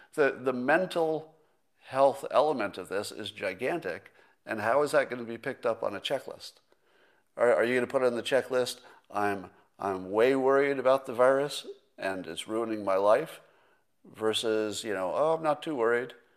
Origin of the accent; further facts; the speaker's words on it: California, United States; a Californian